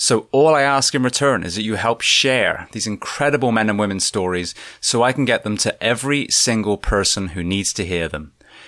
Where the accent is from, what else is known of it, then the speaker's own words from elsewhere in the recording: Corsham, South West England, United Kingdom; I grew up in Corsham, so that's outside Bath, so just down the road.